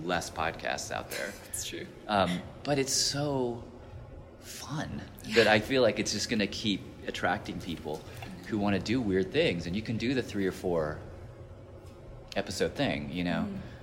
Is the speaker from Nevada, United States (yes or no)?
no; Nashville, Tennessee, United States; I grew up in Tennessee as a as this Arab kid